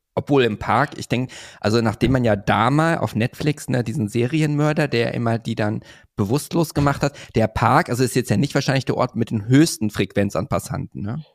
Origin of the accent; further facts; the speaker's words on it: Hövelhof, North Rhine-Westphalia, Germany; ist ja mein Heimatort bei Paderborn.